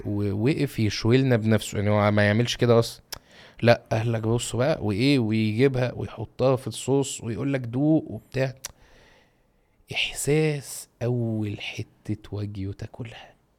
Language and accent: Arabic; Egypt; عندنا في مصر